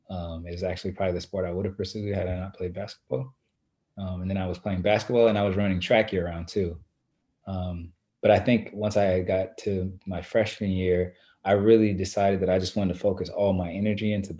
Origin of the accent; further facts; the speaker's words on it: Lawton, Oklahoma, United States; moved away; also born or lived in Shawnee, Oklahoma; I grew up, though, most of my life in Lawton, Oklahoma, which is about an hour and a half south of Oklahoma City